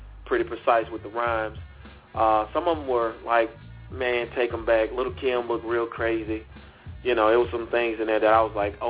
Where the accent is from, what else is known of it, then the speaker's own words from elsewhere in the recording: Mississippi, United States; moved away; I got some of my family from my home state